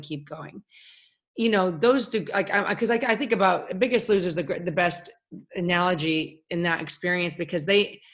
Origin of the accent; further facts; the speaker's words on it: Chicago, Illinois, United States; I'm from Chicago.